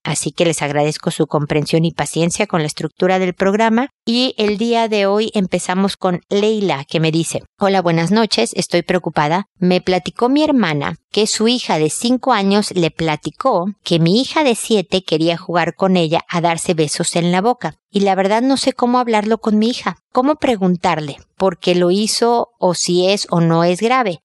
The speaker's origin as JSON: {"language": "Spanish", "country": "Mexico", "said": "como decimos en México"}